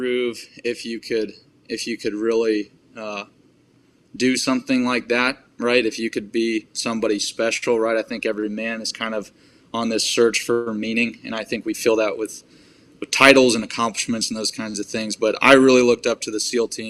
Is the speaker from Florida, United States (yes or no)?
yes; Tampa, Florida, United States; I grew up in Tampa, Florida, and I was raised by a single mother